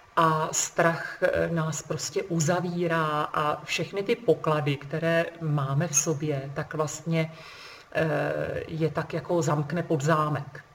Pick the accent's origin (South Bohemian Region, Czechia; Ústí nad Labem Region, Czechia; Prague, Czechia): Ústí nad Labem Region, Czechia; Trmice; jsem z Trmic a, eh, v nedalekém Ústí nad Labem je univerzita